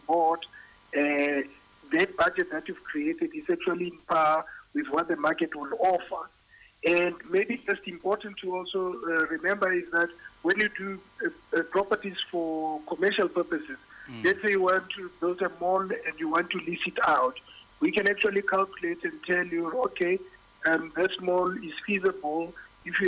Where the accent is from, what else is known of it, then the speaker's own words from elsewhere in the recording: Bloemfontein, Free State, South Africa; moved away as an adult; also born or lived in Pretoria; now in Johannesburg, South Africa; I originally come from the Free State. I was born and bred in Bloemfontein and went to school there as well.